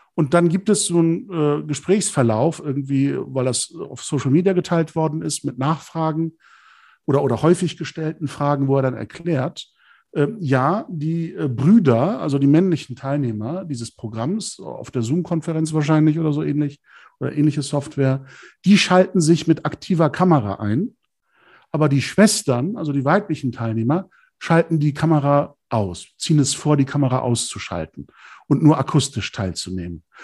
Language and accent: German; Germany; moved away as an adult; also born or lived in Turkey; ich bin eben auch Deutsch. Also ich habe eine türkische Seite meiner Identität und eine deutsche Seite